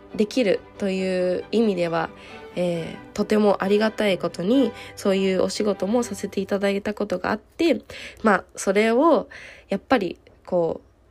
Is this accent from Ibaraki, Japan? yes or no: yes; Tsukuba, Ibaraki, Japan; moved away as an adult; now in Salzburg, Austria; 私は、えー、出身が茨城県なので茨城県のつくば市でもやっぱり自分が一番こうお世話になった